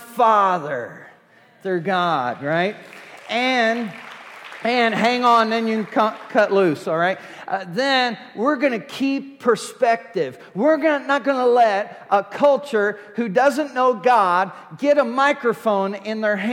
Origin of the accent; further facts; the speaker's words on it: United States; I'm American